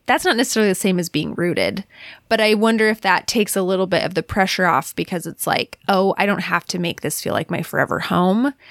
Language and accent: English; Alaska, United States; moved away; also born or lived in Cleveland / Utah; growing up in Alaska